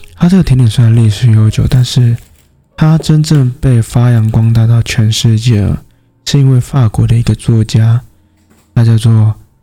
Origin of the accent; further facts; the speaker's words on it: Taoyuan, Taiwan; now in Kaohsiung, Taiwan; 因为我本身是桃园人了，对啊，所以 虽然现在人在高雄，可是过年那段时间其实我已经开始在犹豫说要不要回到老家去跟家人过年了